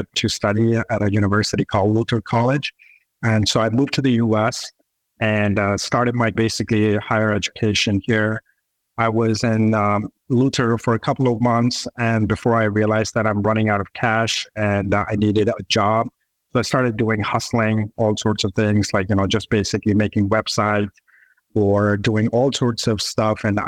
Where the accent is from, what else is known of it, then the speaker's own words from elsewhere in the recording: Pakistan; moved away as an adult; now in United States; I was born and raised in Pakistan. I decided to come to the US to do my bachelor's.